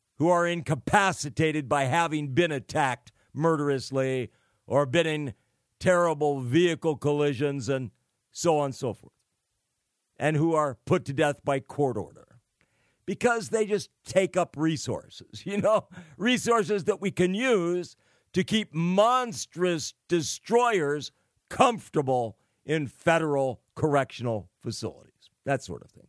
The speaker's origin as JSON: {"language": "English", "region": "California", "country": "United States", "said": "California, the great Golden State, my home state"}